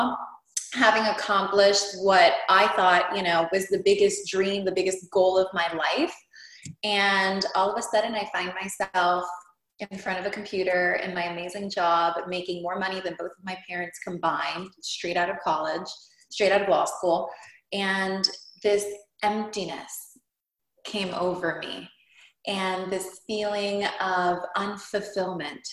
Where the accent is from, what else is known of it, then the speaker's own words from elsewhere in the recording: Hialeah, Florida, United States; also born or lived in Cuba; I immigrated from Cuba when I was 4. My dad was a political prisoner. We landed in Hialeah, never left